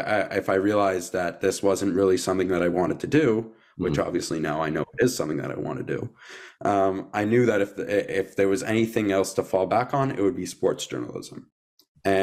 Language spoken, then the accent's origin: English; Canada; We're both Canadian.